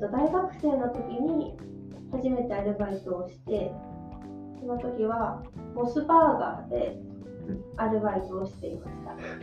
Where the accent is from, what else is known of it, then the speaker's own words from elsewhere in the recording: Yamagata, Japan; also born or lived in Australia; now in Sendai, Japan; 出身は山形県です